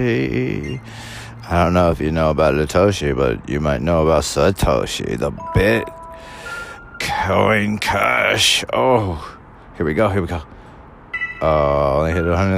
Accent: California, United States; born or raised there

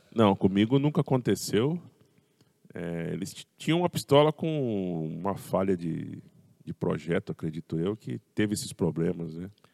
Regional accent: Pirassununga, São Paulo, Brazil; now in Araras, Brazil; Eu sou nascido lá em Pirassununga

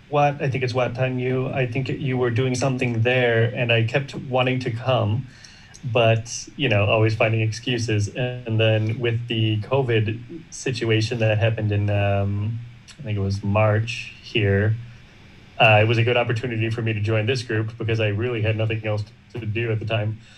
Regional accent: United States; moved away as an adult; now in Chiang Mai, Thailand; I'm also from the United States. And I live in Chiang Mai. And I've been living in Asia for about 13 or 14 years.

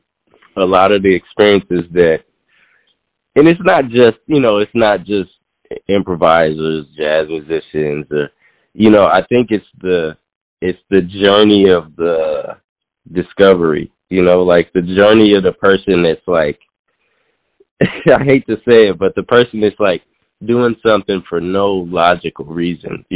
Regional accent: Seattle, Washington, United States; moved away; also born or lived in New York; I'm originally from Seattle, and I came back to Seattle back in 2020

